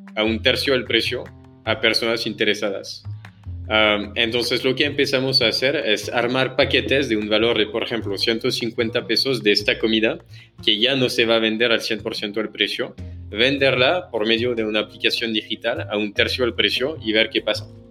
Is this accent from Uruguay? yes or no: no; France; accent: French; Spanish is a second language; moved away as an adult; also born or lived in Paris / Amsterdam / Singapore / Hong Kong; now in Mexico; soy francés